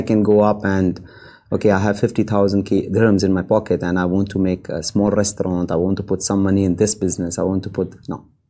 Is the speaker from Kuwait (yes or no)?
yes; Kuwait; also born or lived in India; now in Dubai, United Arab Emirates; I'm from Kuwait